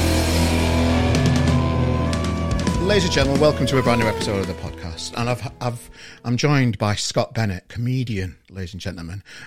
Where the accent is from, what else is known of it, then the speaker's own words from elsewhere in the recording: Yorkshire and the Humber, United Kingdom; As Yorkshireman